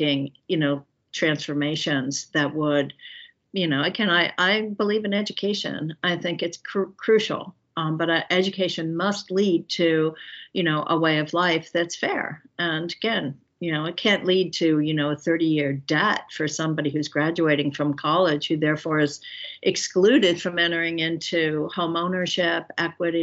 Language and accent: English; Philadelphia, Pennsylvania, United States; I grew up in Center City, Philadelphia, and went to public schools all my life